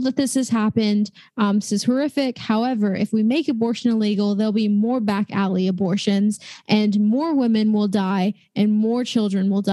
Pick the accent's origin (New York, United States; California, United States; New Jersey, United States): California, United States; Los Angeles; I'm from Los Angeles